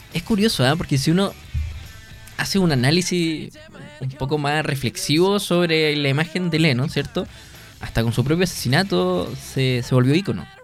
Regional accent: Punta Arenas, Magallanes and Chilean Antarctica, Chile; yo soy de Punta Arenas, una región donde comprar alcohol es muy barato

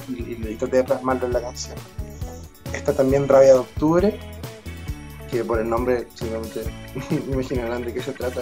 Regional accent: Concepción, Biobío, Chile; born or raised there; moved away; also born or lived in Santiago

